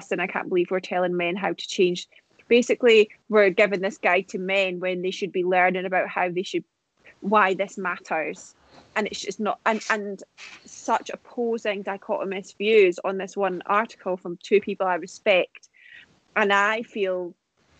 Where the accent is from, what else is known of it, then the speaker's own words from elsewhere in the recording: United Kingdom; moved away; I'm British